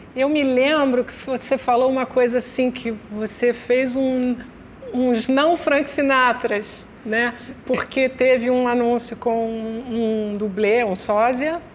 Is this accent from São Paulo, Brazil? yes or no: no; Rio de Janeiro, Brazil; eu sou meio Copacabana, meio Tijuca. Porque eu, eu nasci em Copacabana e até os oito anos eu morava em Copacabana